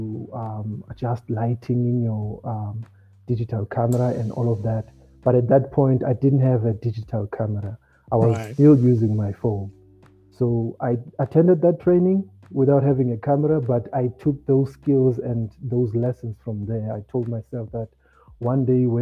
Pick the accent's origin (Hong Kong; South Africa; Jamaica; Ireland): South Africa; Gqeberha, Eastern Cape; I grew up in Motherwell Township